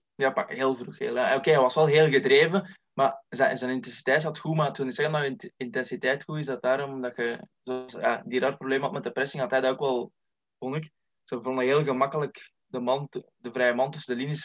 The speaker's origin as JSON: {"language": "Dutch", "town": "Lebbeke", "region": "Flanders", "country": "Belgium", "said": "Ik ben 23 jaar afkomstig uit Lebbeke"}